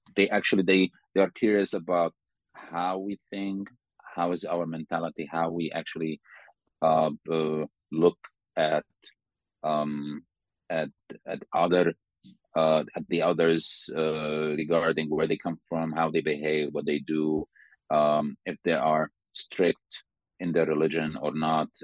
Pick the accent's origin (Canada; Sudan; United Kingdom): Sudan; moved away as an adult; now in Slovakia; I'm from Sudan